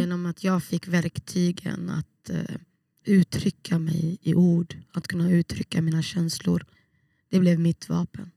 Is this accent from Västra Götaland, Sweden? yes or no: yes; Gothenburg, Västra Götaland, Sweden; moved away as an adult; also born or lived in Trollhättan; now in Umeå, Sweden; Jag växte upp i Bergsjön